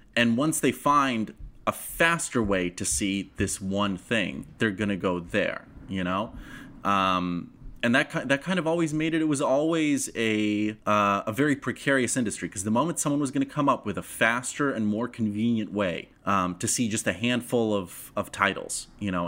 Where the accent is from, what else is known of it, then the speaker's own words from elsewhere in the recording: Moscow, Russia; English is a second language; moved away; I'm a child of the former Soviet Union. I grew up in Moscow